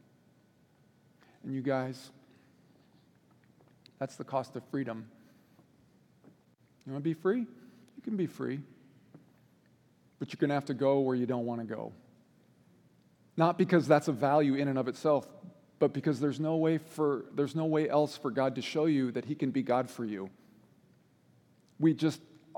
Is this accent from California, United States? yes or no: no; Washington, United States; moved away as an adult; also born or lived in Boise, Idaho; I grew up in Washington State, but we lived in Boise, Idaho for about a year and a half.